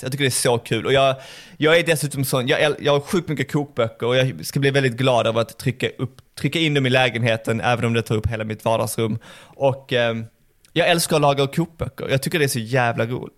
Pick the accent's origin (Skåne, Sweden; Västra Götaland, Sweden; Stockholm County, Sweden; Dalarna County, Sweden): Skåne, Sweden; Malmö; Jag kommer ju från Malmö